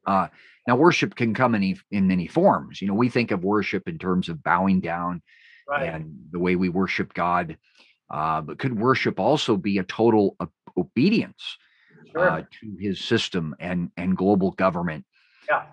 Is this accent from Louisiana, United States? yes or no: no; California, United States; my home state of California